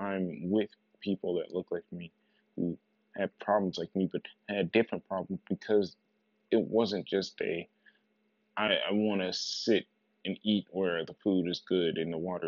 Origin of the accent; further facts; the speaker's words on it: United States; I am an American. That is true. I come from this place. This is the only place I've ever known.